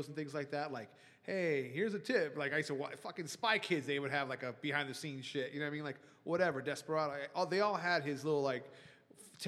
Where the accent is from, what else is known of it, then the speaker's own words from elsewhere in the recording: Palm Springs, California, United States; also born or lived in Los Angeles; I'm from Palm Springs, California, born and raised